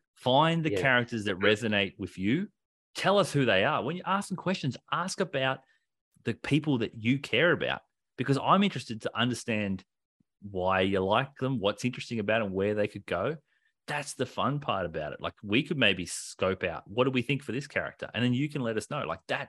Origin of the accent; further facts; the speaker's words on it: Australia; we're Australian.